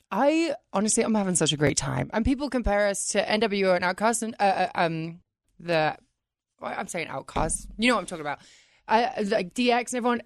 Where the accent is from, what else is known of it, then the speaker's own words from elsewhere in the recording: England, United Kingdom; moved away; I'm from England